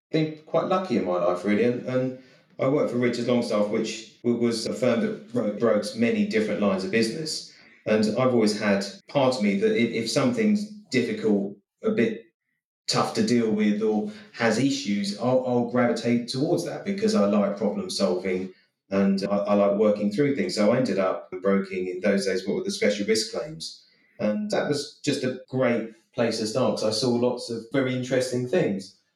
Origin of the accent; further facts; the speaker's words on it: Eastbourne, South East England, United Kingdom; But I grew up in Eastbourne, and my dad worked up in London.